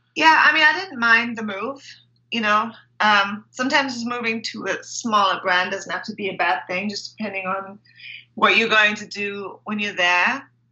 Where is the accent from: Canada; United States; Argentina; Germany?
Germany; moved away as an adult; also born or lived in England / London; I grew up in Germany, so I went to school in Germany, and then I actually moved to England to go to university